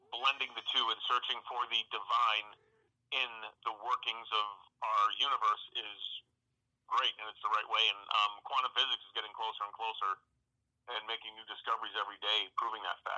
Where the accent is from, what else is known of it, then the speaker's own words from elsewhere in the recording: North Oxford, Massachusetts, United States; moved away as an adult; also born or lived in Louisville, Kentucky / Los Angeles, California / Florida; I'm home right now, uh, where I grew up in North Oxford, Massachusetts.